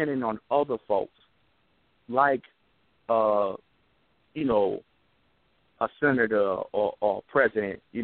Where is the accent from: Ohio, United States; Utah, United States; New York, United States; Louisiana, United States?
New York, United States; New York City; now in Mobile, United States; I'm calling from Mobile, but I'm originally from New York City